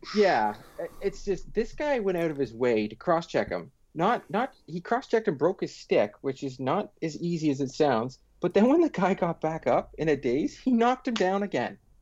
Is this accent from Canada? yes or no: yes; Pickering, Ontario, Canada; I grew up in Pickering.